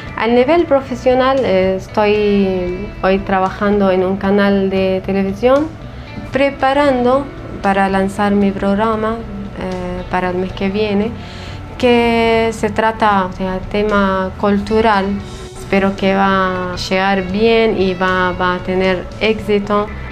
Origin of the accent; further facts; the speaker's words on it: Syria; Spanish is a second language; moved away as an adult; now in Buenos Aires, Argentina; soy refugiada siria